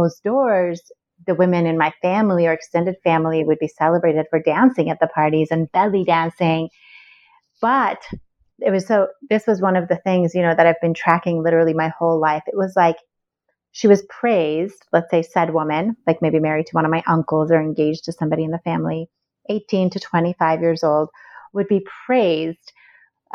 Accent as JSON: {"language": "English", "country": "Iran", "tie": "born or raised there", "moved": "yes", "said": "I was born and raised in Iran"}